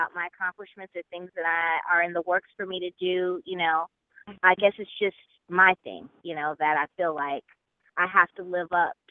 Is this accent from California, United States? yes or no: yes; Los Angeles, California, United States; also born or lived in Chicago, Illinois / New York City; I was born in Chicago